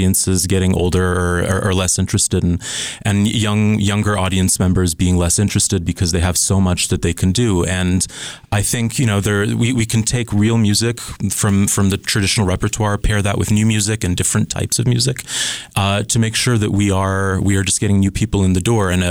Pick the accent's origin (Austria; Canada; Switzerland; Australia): Switzerland; moved away; also born or lived in Scotland / Pennsylvania; I was born in Scotland and grew up in Switzerland